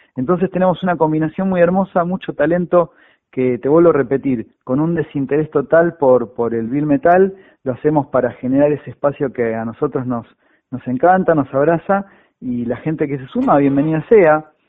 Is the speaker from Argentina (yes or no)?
yes; Buenos Aires, Argentina; also born or lived in Parque Mar Chiquita; now in Mar Chiquita, Argentina; la zona oeste, que es mi casa. Yo nací en, Villaluro, en Liniers